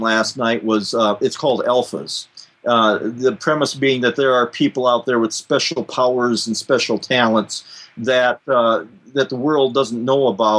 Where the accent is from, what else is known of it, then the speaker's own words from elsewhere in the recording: South Dakota, United States; South Dakota, my home state here